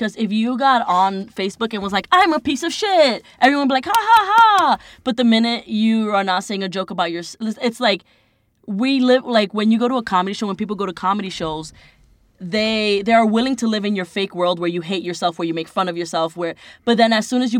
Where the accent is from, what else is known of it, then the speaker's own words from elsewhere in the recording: New York City, New York, United States; I'm from Inwood. which is between Washington Heights and the Bronx.